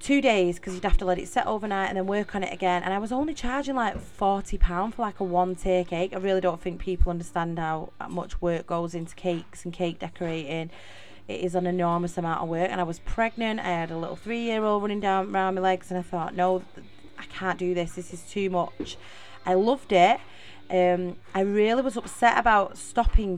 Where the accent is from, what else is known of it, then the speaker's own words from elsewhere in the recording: Middleton, North West England, United Kingdom; accent: Mancunian; also born or lived in Salford; So if you notice in the accent, I am from Manchester. I am a true Mancunian. I was actually born and raised in Middleton, Manchester.